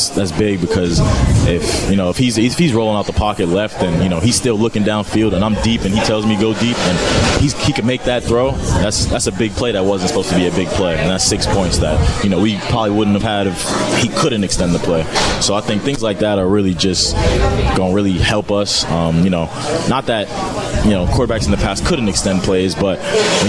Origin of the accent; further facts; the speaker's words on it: New York City, New York, United States; now in Madison, United States; that's right in my hometown